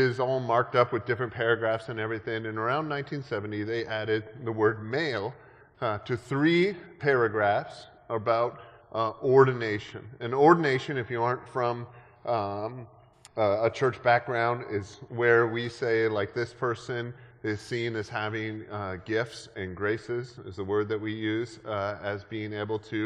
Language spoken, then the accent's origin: English; Canada; moved away; I grew up in Canada